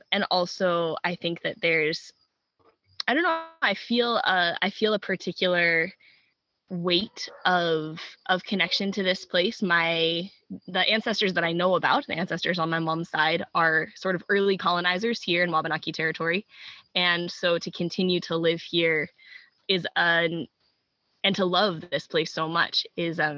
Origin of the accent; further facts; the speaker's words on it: New Hampshire, United States; moved away as an adult; now in Franklin, Maine, United States; I grew up over in New Hampshire. I moved to Maine when I started apprenticing on farms